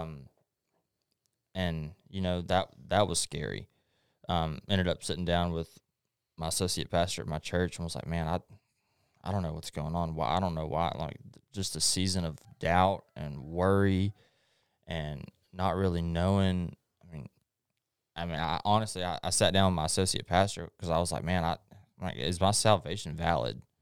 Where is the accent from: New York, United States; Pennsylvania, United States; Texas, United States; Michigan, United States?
Texas, United States; Longview; also born or lived in Hallsville; I was born in Longview, obviously, and I, I grew up going to Hallsville